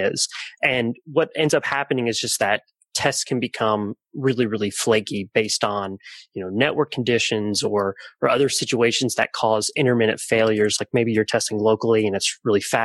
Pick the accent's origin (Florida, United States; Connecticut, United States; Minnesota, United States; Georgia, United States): Georgia, United States; Atlanta; I'm from Atlanta, Georgia